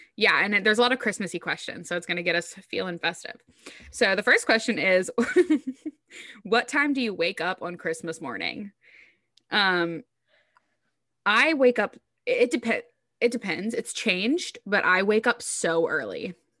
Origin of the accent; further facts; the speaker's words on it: the South, United States; I'm from the South